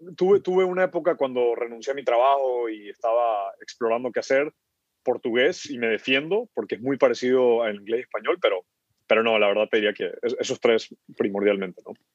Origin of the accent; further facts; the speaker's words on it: Guayaquil, Guayas, Ecuador; moved away as an adult; also born or lived in Kenya / United States; me, crié en Guayaquil toda la vida